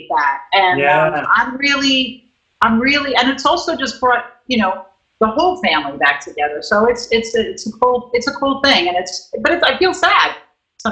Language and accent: English; New York City, New York, United States; I'm a Guido from Brooklyn